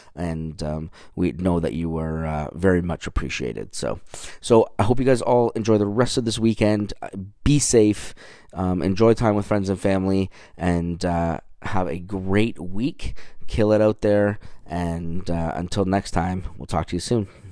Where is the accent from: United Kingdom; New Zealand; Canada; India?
Canada; moved away as an adult; now in United States; I'm from Canada. So I moved down here in two thousand and twelve